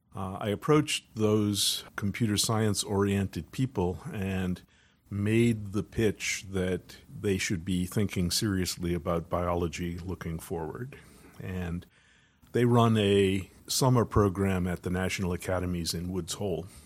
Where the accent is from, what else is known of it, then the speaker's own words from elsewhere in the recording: Wakefield, Massachusetts, United States; I was brought up in Wakefield, Massachusetts